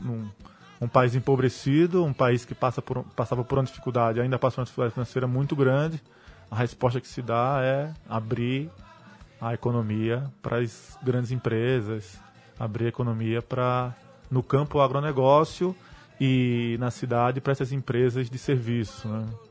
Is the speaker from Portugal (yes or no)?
no; Brazil; also born or lived in Haiti; Sou brasileiro